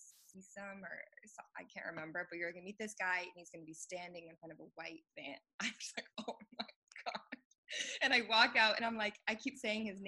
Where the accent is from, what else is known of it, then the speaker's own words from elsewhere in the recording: United States; also born or lived in Milan / Istanbul; I was American